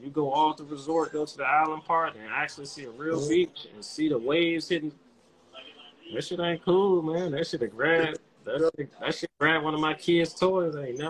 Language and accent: English; the South, United States; I'm from the South for real, man. Born and raised in the South.